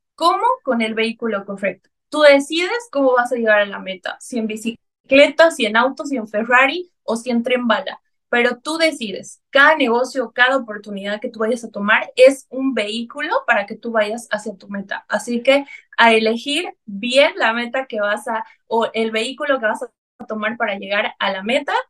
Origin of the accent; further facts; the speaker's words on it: Bolivia; tengo ahora en mi país una línea de cosmética natural llamada Bioc, cosmética natural, y armé la primera red de mercadeo en Bolivia